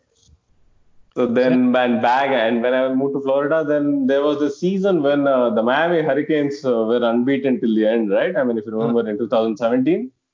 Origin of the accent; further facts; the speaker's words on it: India; also born or lived in Hyderabad; now in United States; growing up in India